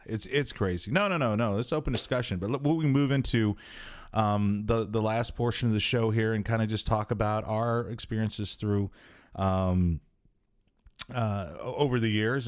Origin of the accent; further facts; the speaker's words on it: New Mexico, United States; now in Omaha, United States; growing up in New Mexico, we had the, the White Sands Theaters